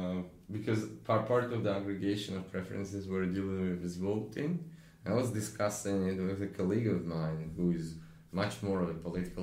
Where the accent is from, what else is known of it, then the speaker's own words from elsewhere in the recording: Russia; moved away; me growing up in Russia